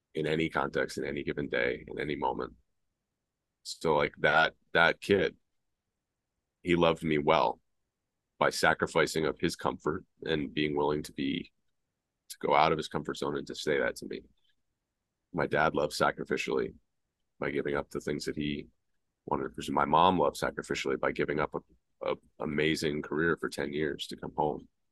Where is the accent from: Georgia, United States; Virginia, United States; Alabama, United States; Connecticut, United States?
Georgia, United States; Atlanta; the Southern boy growing up in Atlanta